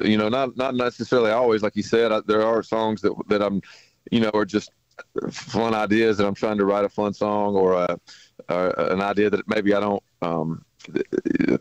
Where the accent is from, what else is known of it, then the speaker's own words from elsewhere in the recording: the South, United States; growing up in the South